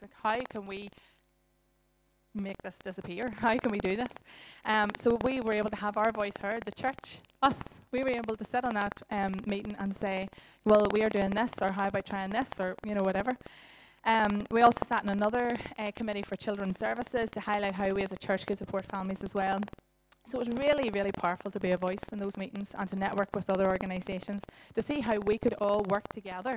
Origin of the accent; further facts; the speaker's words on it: Dungannon, Northern Ireland, United Kingdom; moved away as an adult; also born or lived in Dublin; now in Dungannon, United Kingdom; I'm originally from Dungannon